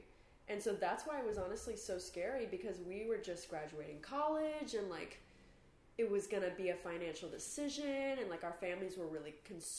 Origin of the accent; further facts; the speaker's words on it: Georgia, United States; moved away as an adult; now in Los Angeles, United States; I'm from Georgia